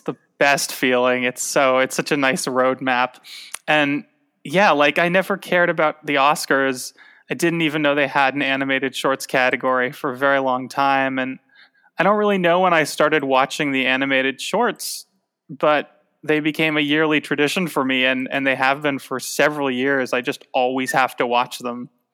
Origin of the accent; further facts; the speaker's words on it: Tucson, Arizona, United States; moved away; when I was a kid growing up in Tucson